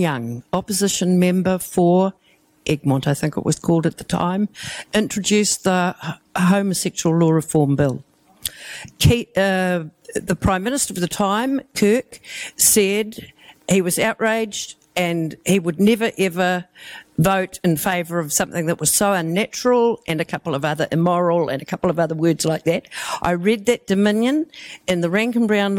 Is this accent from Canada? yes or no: no; Taupiri, Waikato, New Zealand; also born or lived in Ngāruawāhia; I was born in Naruahia and I grew up in Taupiri. And I spent my first 14 years of my life there